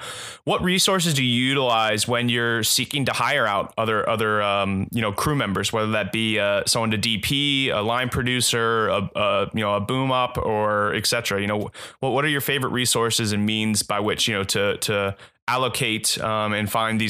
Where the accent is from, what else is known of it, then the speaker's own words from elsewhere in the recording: Cincinnati, Ohio, United States; moved away; I'm originally from Cincinnati and, my dad's side of the family's from Columbus.